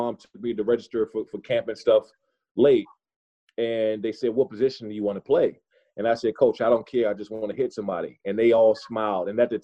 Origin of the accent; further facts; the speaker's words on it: Prince George's County, Maryland, United States; also born or lived in Washington, D.C.; I was born in Washington, D.C., and I grew up in Prince George's County, Maryland.